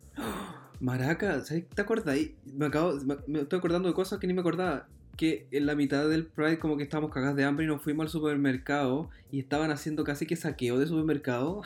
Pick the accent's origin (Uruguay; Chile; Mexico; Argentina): Chile; now in Berlin, Germany